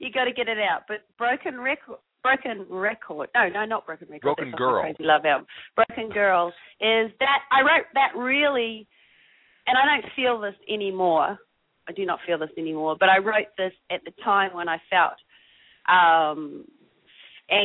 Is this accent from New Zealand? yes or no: yes; New Zealand; moved away as an adult; also born or lived in Austin, United States; now in Los Angeles, United States; I'm from New Zealand, a tiny little island.